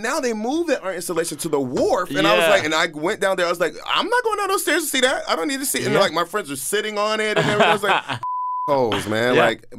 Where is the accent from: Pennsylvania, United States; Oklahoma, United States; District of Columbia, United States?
District of Columbia, United States; Washington; now in New York, United States; I grew up in D.C. for a big part of my life. I grew up in Northeast, Southeast D.C., Alabama Ave, Minnesota Ave. I went to Benning Elementary.